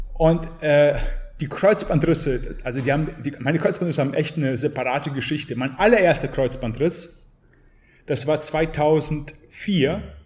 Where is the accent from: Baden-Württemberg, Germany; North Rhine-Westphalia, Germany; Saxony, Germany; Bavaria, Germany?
Bavaria, Germany; Garmisch-Partenkirchen; also born or lived in St. Petersburg, Russia / Bad Honnef, Germany; geboren in St. Petersburg, mit sechs Jahren nach Garmisch-Partenkirchen gekommen, bin in Garmisch aufgewachsen